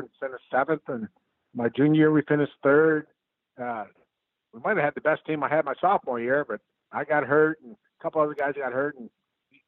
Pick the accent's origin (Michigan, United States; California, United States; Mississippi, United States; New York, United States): Michigan, United States; Detroit; also born or lived in Cincinnati, Ohio; now in Akron, United States; I'm from the inner city of Detroit